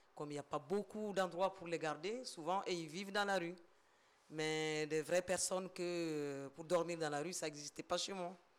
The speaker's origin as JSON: {"language": "French", "country": "Mali", "moved": "yes", "lives_now": "France", "said": "Je suis d'origine malienne"}